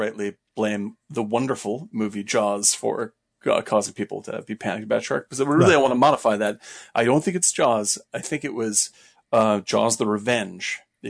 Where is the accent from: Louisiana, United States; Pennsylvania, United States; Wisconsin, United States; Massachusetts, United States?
Massachusetts, United States; Cape Cod; Cape's a good place for sure. I was, when I was growing up there, I was terrified of everything.